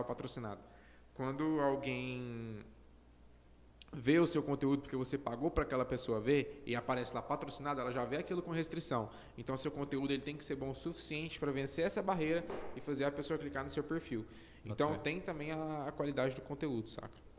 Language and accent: Portuguese; Goiânia, Goiás, Brazil; eu acho que eu sou de Goiânia